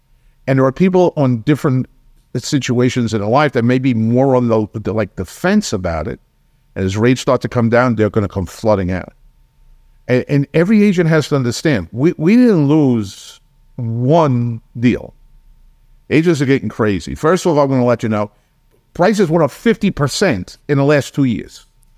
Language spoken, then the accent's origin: English; New York, United States; You know, I grew up in New York, and when we had snowstorms, they were snowstorms. You could be snowed in for 5 days.